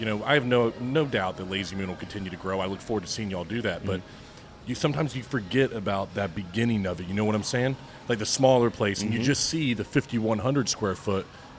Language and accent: English; Tampa, Florida, United States; moved away as an adult; now in Orlando, United States; I grew up in Tampa, Brandon area.